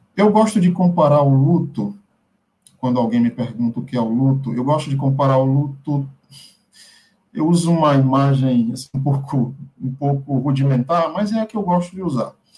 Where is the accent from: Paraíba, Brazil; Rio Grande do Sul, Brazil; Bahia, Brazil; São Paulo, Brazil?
Bahia, Brazil; interior of; moved away; Eu venho de uma cidade do interior da Bahia